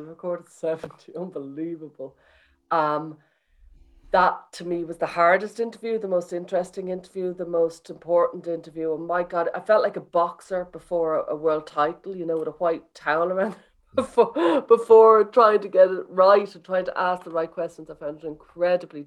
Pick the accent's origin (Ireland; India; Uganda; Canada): Ireland; Dublin, Leinster; Dublin, I'm from Dublin